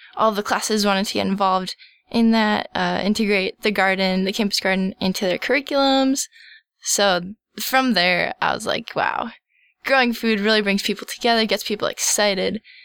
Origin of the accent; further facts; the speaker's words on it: Minnesota, United States; I'm a Minnesotan